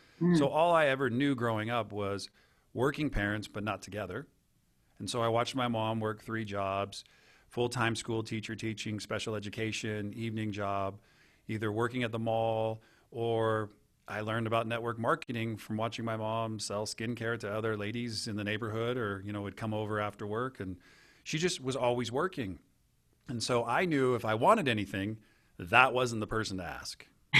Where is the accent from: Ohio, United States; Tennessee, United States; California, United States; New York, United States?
California, United States; Santa Cruz; I grew up in Santa Cruz, California as just an average kid.